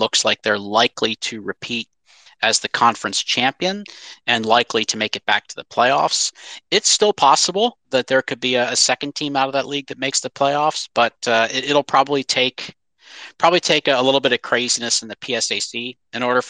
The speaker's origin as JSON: {"language": "English", "region": "Pennsylvania", "country": "United States", "tie": "born or raised there", "also_born_or_lived": "North Carolina", "moved": "yes", "said": "Although I lived in North Carolina for several years, I grew up in Pennsylvania"}